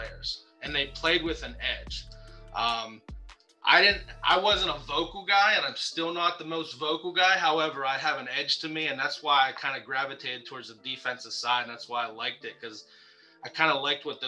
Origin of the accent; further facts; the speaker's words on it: Western Pennsylvania, United States; growing up in Western PA